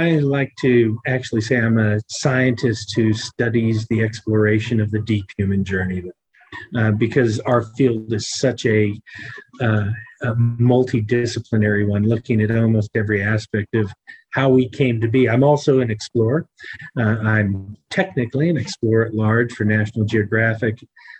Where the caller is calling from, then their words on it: Johannesburg, Gauteng, South Africa; I'm in Johannesburg, South Africa.